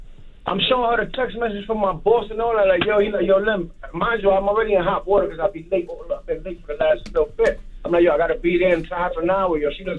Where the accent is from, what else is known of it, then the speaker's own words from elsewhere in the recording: Bronx, New York, United States; I'm from the Bronx. I stay in Harlem, though, right now.